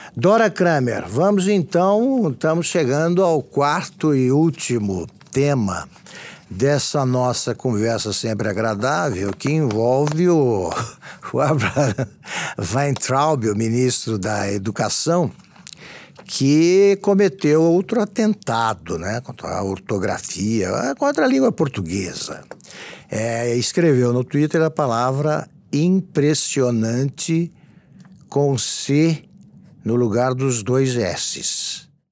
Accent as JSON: {"language": "Portuguese", "town": "Taquaritinga", "region": "São Paulo", "country": "Brazil", "tie": "born or raised there", "said": "Taquaritinga, que é a cidade onde eu nasci"}